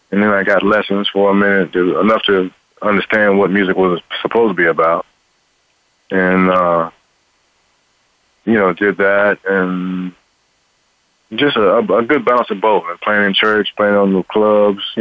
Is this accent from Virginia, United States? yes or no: no; Cincinnati, Ohio, United States; I was born in Cincinnati, Ohio. Right, And uh, grew up there.